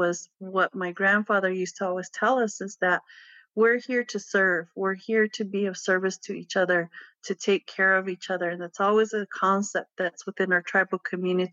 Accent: Pueblo of Acoma, New Mexico, United States; I grew up in the Pueblo of Acoma

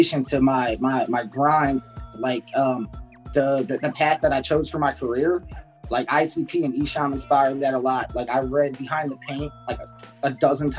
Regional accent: New Jersey, United States; I'm just a kid from New Jersey

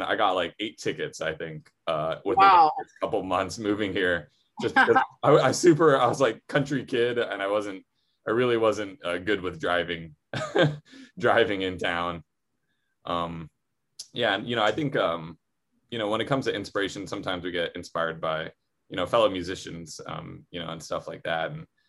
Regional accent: Waialua, Hawaii, United States; now in Honolulu, United States; I'm from Oahu. I'm from the North Shore. I grew up in in Wailua, actually. So it's funny. I live in town now, and it's like, I remember when I moved into town, you know, Wailua, it's like, there's like one road and it's 35 miles an hour.

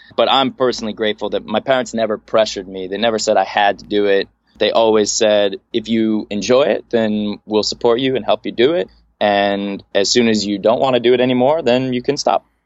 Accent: Los Angeles, California, United States; be born and raised in Los Angeles, uh, in a suburb of Los Angeles, the San Fernando Valley

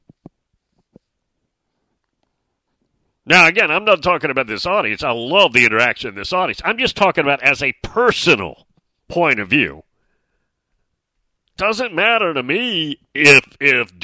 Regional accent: Nashville, Tennessee, United States; also born or lived in Williamson County, Tennessee; I was born in downtown Nashville at St. Thomas

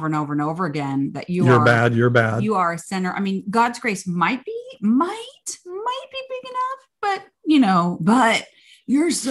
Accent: the South, United States; I grew up in the South. Well, we both did grow up in the South

